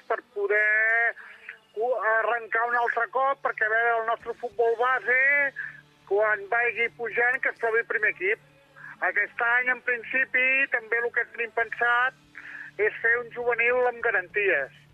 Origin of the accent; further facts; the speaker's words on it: Sabadell, Catalonia, Spain; mira, jo sóc de Sabadell.